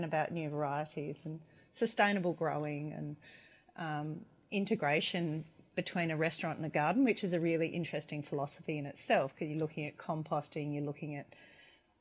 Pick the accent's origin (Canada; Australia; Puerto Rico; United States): Australia; McLaren Vale, South Australia; moved away as an adult; also born or lived in Hobart / Melbourne; I'm originally from the McLaren Vale region in South Australia